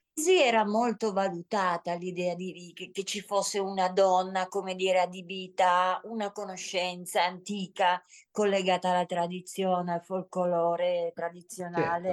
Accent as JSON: {"language": "Italian", "area": "Susa Valley", "region": "Piedmont", "country": "Italy", "said": "provengo dalla Val di Susa"}